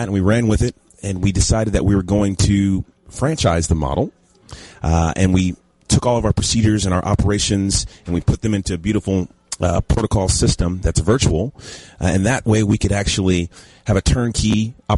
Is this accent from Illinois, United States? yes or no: no; Dallas, Texas, United States; also born or lived in Los Angeles; I'm from Dallas originally